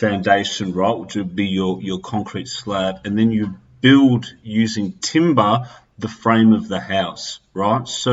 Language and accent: English; Australia; being Australian